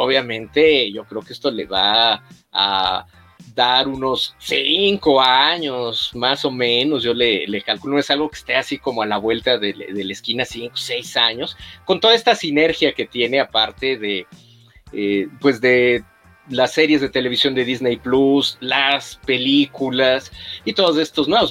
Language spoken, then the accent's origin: Spanish; Mexico; nosotros también como mexicanos